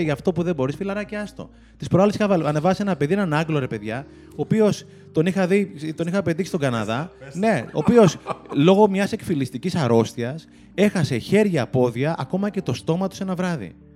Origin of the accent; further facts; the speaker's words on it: Greece; Είμαι πολύ φανατικό Έλληνα εγώ.